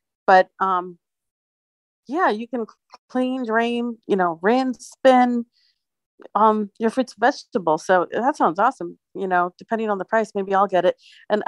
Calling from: Phoenix, Arizona, United States; Hey, Jeannie and everybody. I'm here in Phoenix.

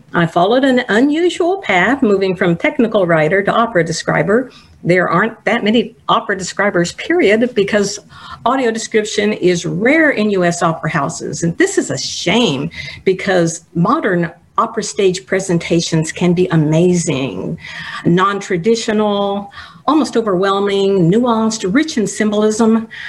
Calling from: Houston, Texas, United States; I'm to you from Houston, Texas. And while Houston is the most diverse city in the United States, we have a long way to go in the areas of equity and inclusion.

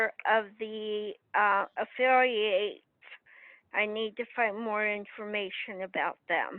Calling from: Pennsylvania, United States; from Pennsylvania, and I can't wait till this convention happens.

